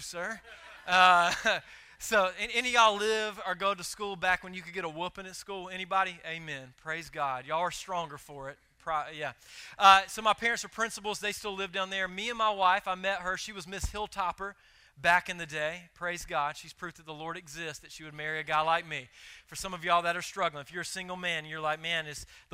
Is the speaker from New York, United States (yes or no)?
no; Moonville, South Carolina, United States; moved away; I am originally from Moonville, South Carolina